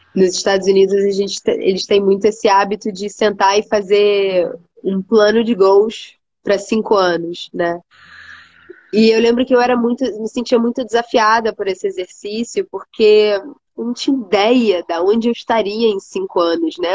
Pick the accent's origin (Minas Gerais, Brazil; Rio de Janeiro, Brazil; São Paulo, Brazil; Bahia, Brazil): Rio de Janeiro, Brazil; moved away as an adult; eu sou carioca, né? Sou do Rio de Janeiro, nasci no Rio, um, cresci ali no Rio mesmo